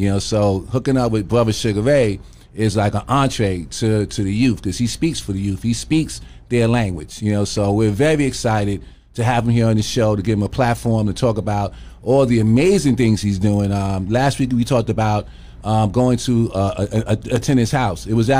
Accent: New York City, New York, United States; born and raised in Lafayette Gardens. Mm-hmm. So I'm a NYCHA resident, or a former NYCHA mm-hmm. resident.

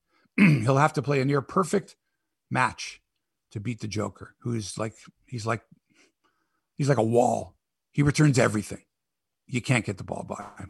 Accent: Canada

